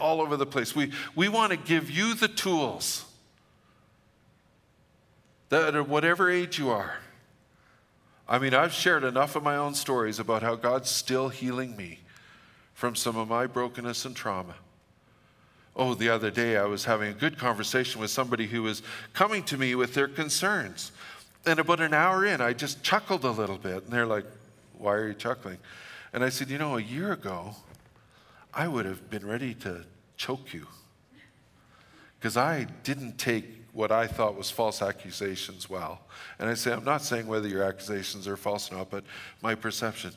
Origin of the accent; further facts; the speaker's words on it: Fort St. John, British Columbia, Canada; I'm from Fort St. John, so we're just blunt, we're just abrupt